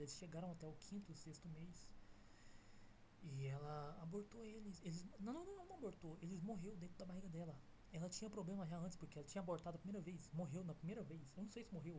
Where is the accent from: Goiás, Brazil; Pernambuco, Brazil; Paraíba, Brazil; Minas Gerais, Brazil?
Goiás, Brazil; Goiânia; Sou goiano, fi. Uai, nós daqui é piqui